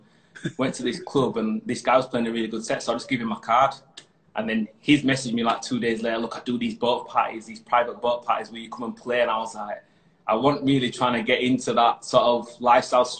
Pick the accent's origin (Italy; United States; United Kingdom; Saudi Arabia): United Kingdom; Huddersfield, Yorkshire and the Humber; moved away as an adult; now in Doha, Qatar; coming from Yorkshire and born and bred in Huddersfield